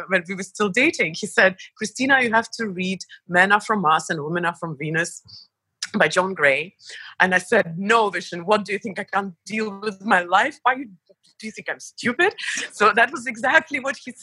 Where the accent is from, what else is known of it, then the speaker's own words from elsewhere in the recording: Estonia; moved away as an adult; also born or lived in Belarus / United States; But I was only born there, and that was before the explosion. And then I lived the majority of my life in Estonia